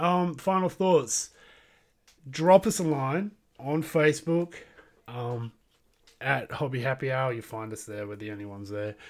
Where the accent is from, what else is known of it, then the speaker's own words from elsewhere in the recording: Australia; I am from Australia.